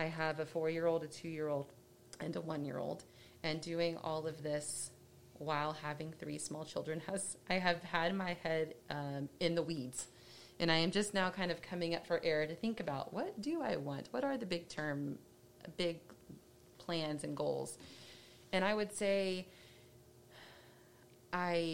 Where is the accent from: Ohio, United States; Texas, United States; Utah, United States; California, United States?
Texas, United States; Dallas; I grew up in Dallas and went to a small school